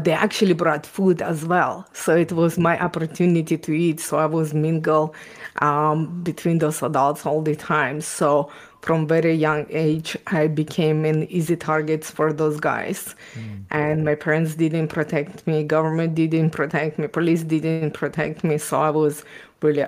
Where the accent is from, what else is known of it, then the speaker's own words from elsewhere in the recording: Ukraine; English is a second language; also born or lived in Israel; now in Canada; I was born and raised in Ukraine